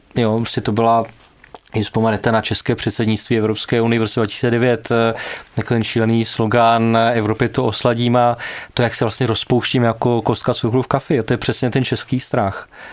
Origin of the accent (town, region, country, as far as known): Czechia